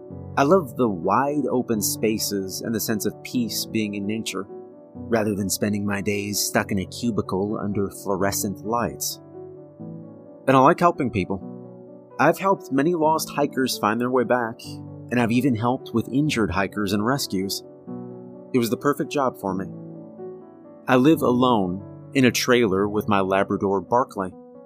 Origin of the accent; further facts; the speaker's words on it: Kentucky, United States; moved away as an adult; now in Tennessee, United States; I was born and raised in Appalachia. I spent my first 22 years in Kentucky, then moved to Tennessee.